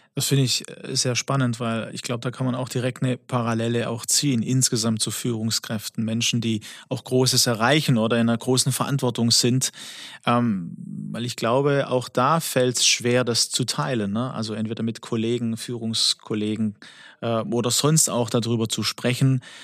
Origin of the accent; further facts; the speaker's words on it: Swabia, Baden-Württemberg, Germany; accent: Swabian; ich bin ja der griechische Schwabe